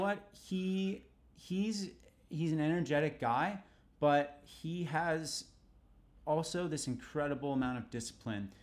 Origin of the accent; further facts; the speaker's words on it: New York City, New York, United States; growing up in New York was the best, was the best experience ever